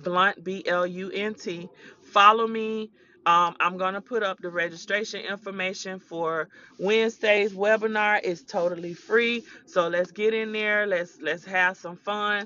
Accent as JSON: {"language": "English", "region": "the South", "country": "United States", "accent": "country", "said": "I'm country. I'm from the South"}